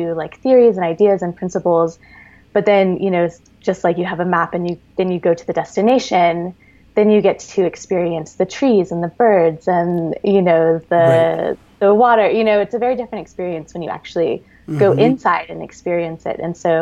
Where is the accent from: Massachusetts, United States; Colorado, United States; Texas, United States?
Texas, United States; moved away as an adult; also born or lived in Austin, Texas; now in California, United States; I grew up in Texas, you know, so I was there for 30 years.